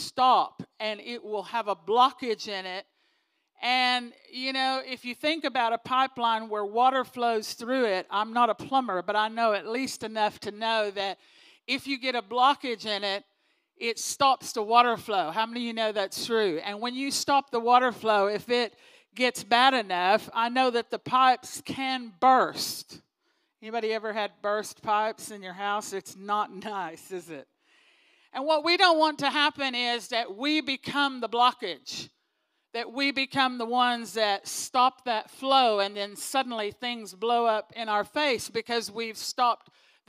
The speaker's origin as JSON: {"language": "English", "region": "Texas", "country": "United States", "moved": "yes", "said": "I'm from Texas originally"}